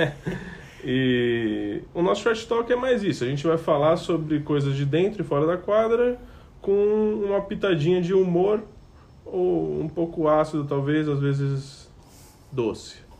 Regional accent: São Paulo, Brazil; sou de São Paulo

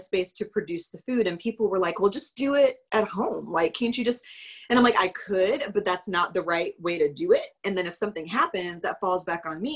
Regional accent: Lugoff, South Carolina, United States; also born or lived in Rock Hill, South Carolina / Clemson, South Carolina; now in Summerville, United States; I am originally from Lugoff, South Carolina, which is a super small town near Columbia. And I grew up with my grandparents

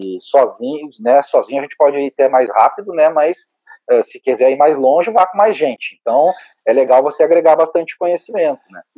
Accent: Caxias do Sul, Rio Grande do Sul, Brazil; moved away as an adult; now in Porto Alegre, Brazil; eu sou natural de Caxias do Sul.

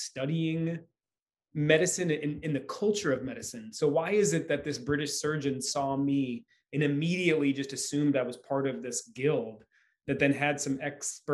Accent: Michigan, United States; moved away; I'm from Michigan originally

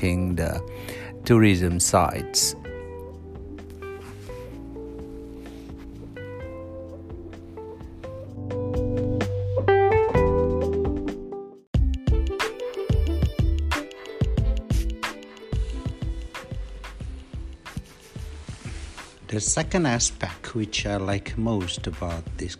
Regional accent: Indonesia; moved away as an adult; now in South Korea; I'm from Indonesia.

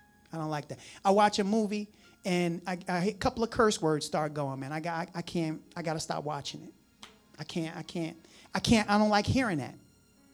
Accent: United States; we're from New Jersey, New York. We eat pizza a certain way

